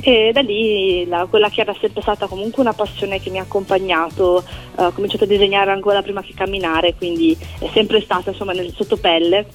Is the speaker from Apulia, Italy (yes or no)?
no; Milan, Lombardy, Italy; moved away as an adult; now in Silea, Italy; sono di origine milanese